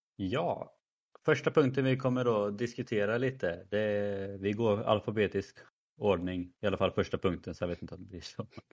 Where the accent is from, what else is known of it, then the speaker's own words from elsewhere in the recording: Värsås, Västra Götaland, Sweden; also born or lived in Skövde; min hemby Versos